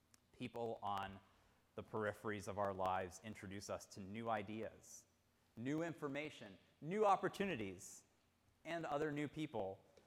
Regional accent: Pittsburgh, Pennsylvania, United States; I was essentially growing up in Mr. Rogers' neighborhood in the Pittsburgh area.

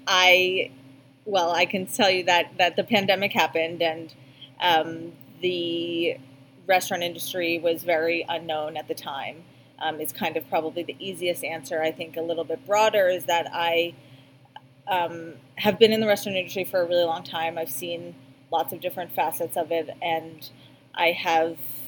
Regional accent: Boston, Massachusetts, United States; moved away as an adult; I ended up coming back here to Boston eventually, to my hometown

